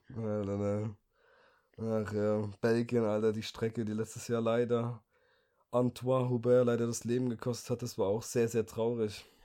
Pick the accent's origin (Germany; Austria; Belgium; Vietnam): Germany; als Deutscher